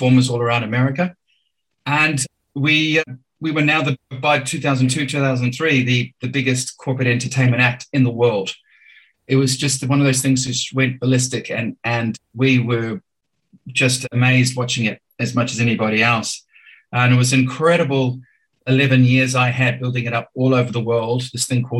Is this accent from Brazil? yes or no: no; Auckland, New Zealand; moved away as an adult; also born or lived in Malawi / Geneva, Switzerland; now in Sydney, Australia; growing up in Auckland, New Zealand was a terrific experience as well